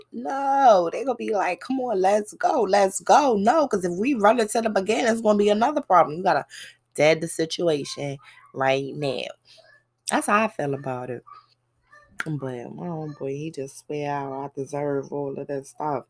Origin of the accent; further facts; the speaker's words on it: New York City, New York, United States; moved away; also born or lived in the South; it's Brooklyn, that's my hometown. And before I left to travel to the South